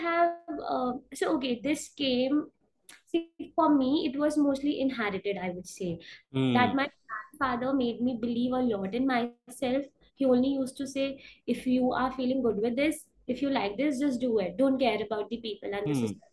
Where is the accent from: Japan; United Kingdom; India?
India; I'm an Indian, I stay in India